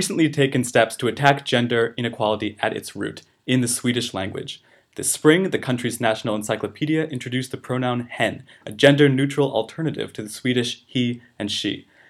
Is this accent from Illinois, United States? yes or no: no; New Hampshire, United States; I'm from New Hampshire